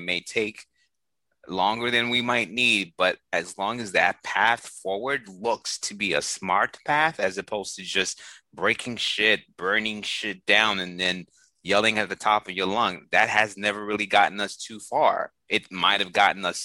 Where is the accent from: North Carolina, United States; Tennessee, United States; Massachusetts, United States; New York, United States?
Massachusetts, United States; Boston; the years that I was growing up in Boston